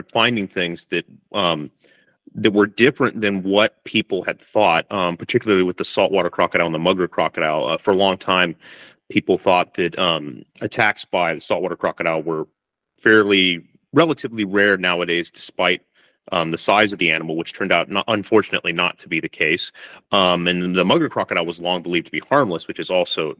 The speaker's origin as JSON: {"language": "English", "region": "California", "country": "United States", "moved": "as an adult", "lives_now": "Darwin, Australia", "said": "I'm from California originally, but I'm living in Darwin and doing my PhD here"}